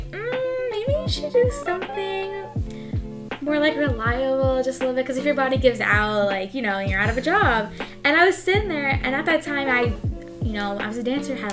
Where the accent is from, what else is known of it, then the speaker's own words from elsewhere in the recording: Long Island, New York, United States; Yeah, like I'm from Long Island, so I'm a huge like New York girl.